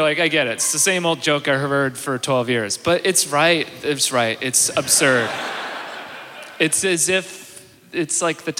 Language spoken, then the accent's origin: English; British Columbia, Canada; I grew up in British Columbia. I've never been to Manitoba.